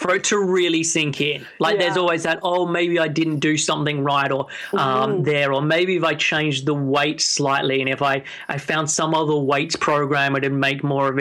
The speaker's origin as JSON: {"language": "English", "town": "Sydney", "region": "New South Wales", "country": "Australia", "moved": "as an adult", "lives_now": "London, United Kingdom", "said": "I'm originally from Sydney, and I moved over to the UK when I was in 21."}